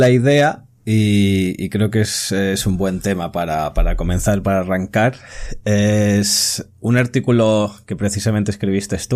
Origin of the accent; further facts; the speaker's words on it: Catalonia, Spain; soy, catalán, soy catalán